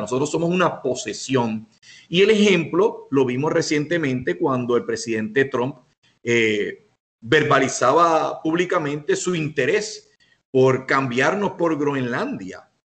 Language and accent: Spanish; Puerto Rico; nosotros como puertorriqueños